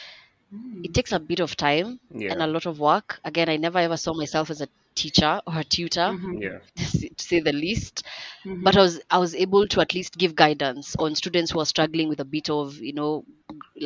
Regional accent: Kenya; English is a second language; I love being African, I love being Kenyan

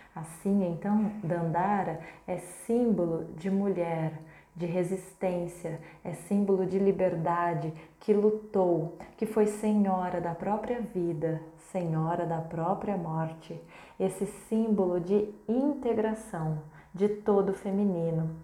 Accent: Brazil; como brasileiras que somos

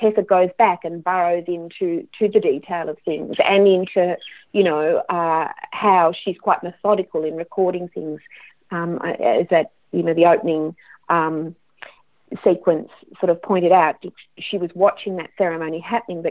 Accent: Australia; I'm Australian

